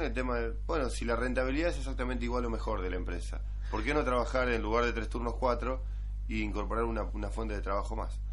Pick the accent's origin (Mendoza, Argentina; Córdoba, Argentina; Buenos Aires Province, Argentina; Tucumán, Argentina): Buenos Aires Province, Argentina; Baradero; nací en Baradero